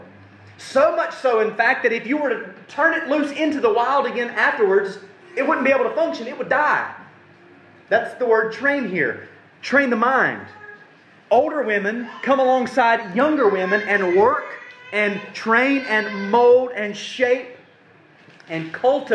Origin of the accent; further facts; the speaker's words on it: United States; we're so American